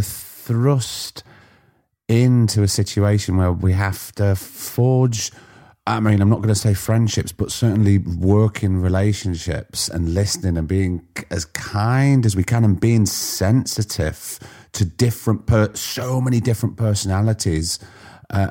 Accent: Blackpool, North West England, United Kingdom

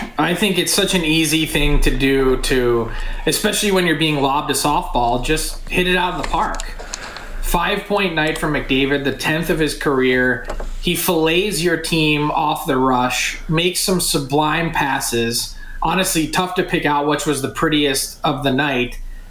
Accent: United States; because I'm an American.

